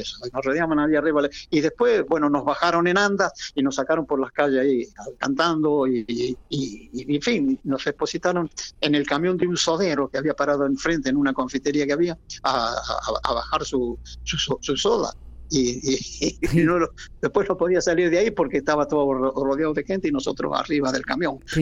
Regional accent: Argentina; also born or lived in Madrid, Spain; now in Spain; me contrataron a mí como argentino

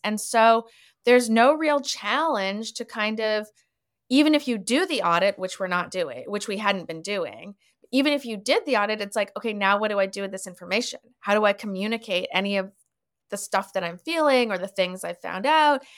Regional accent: Canada; moved away as an adult; also born or lived in Winnipeg, Manitoba / Toronto, Ontario / Montreal, Quebec; now in Los Angeles, United States; I was born in Winnipeg, and then I kind of grew up in Toronto and Montreal, and now my family lives in Vancouver

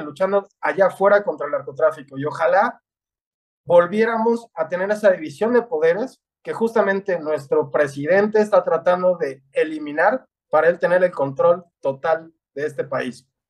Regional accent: Mexico; nuestra nación

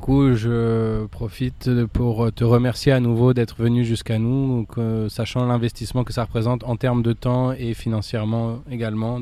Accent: Paris, Île-de-France, France; je suis né à Paris

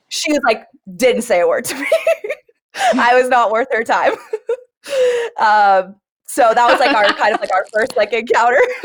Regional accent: Santa Barbara, California, United States; moved away as an adult; now in Knoxville, United States; I'm from Santa Barbara, California, born and raised there

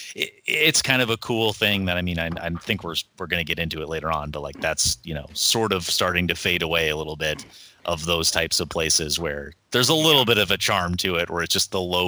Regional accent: Milwaukee, Wisconsin, United States; I grew up in the Milwaukee area.

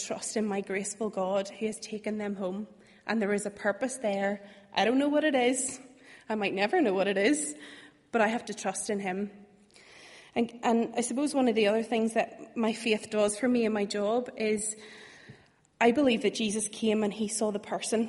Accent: Bangor, Northern Ireland, United Kingdom; moved away as an adult; now in Belfast, United Kingdom; I'm originally from Bangor.

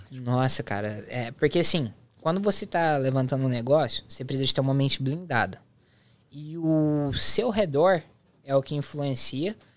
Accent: interior of Goiás, Brazil; moved away; eu sou do interior de Goiás

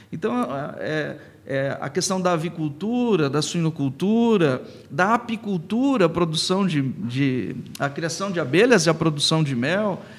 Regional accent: Marília, São Paulo, Brazil; É uma responsabilidade muito grande falar que somos de Marília, falar que somos da Universidade de Marília e que temos um pedigree.

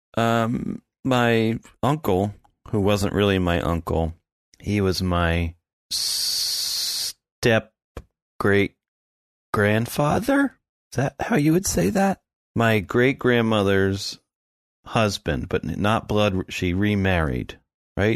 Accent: the Poconos, Pennsylvania, United States; I grew up in the Poconos.

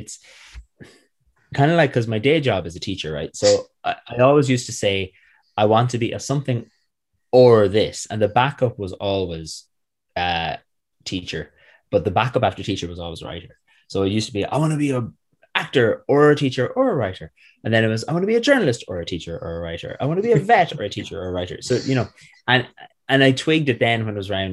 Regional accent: Manorhamilton, Connacht, Ireland; also born or lived in United States; we moved home and I've been here since. Growing up in North Leitrim in a small town called Manor Hamilton

